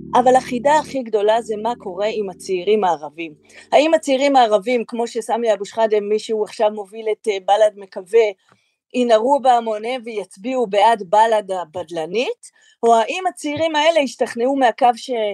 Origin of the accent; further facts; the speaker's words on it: Israel; אנחנו כישראלים